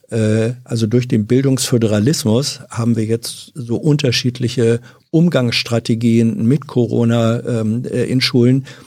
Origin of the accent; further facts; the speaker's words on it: Hannover, Lower Saxony, Germany; Also ich bin zwar in Hannover aufgewachsen, ähm, mhm. Manche nennen das ja auch ein niedersächsisches